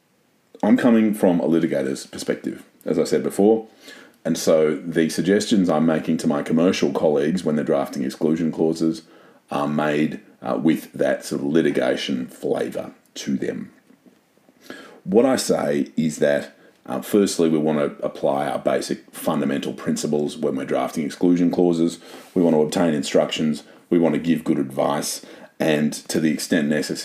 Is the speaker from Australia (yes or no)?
yes; Australia; I am a Aussie